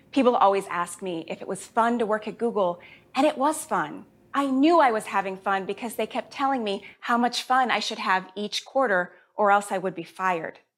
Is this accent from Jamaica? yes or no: yes; Jamaica; born there; I was born in Jamaica. My whole family is Jamaican, and they always give me a hard time for being the least Jamaican member of the family.